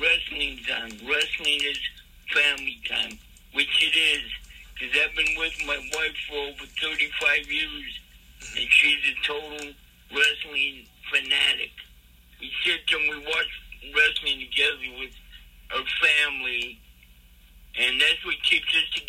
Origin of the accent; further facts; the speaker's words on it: Milwaukee, Wisconsin, United States; now in Charlotte, United States; I grew up in Milwaukee, Wisconsin.